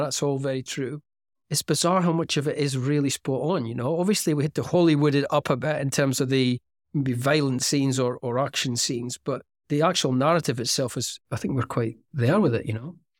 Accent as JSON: {"language": "English", "town": "Aberdeen", "region": "Scotland", "country": "United Kingdom", "tie": "born or raised there", "moved": "yes", "said": "Aberdeen, which is my hometown"}